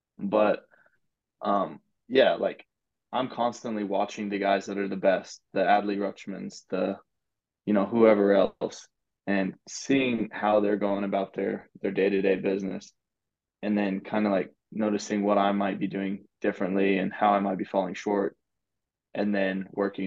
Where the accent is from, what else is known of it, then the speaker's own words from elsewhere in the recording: Lubbock, Texas, United States; I grew up in Lubbock, Texas